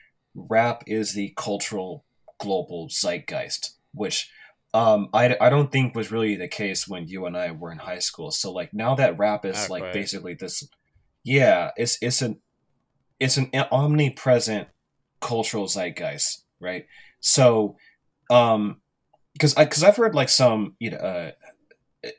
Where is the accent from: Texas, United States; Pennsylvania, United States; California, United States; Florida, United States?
California, United States; Pittsburg; growing up in Pittsburgh, California.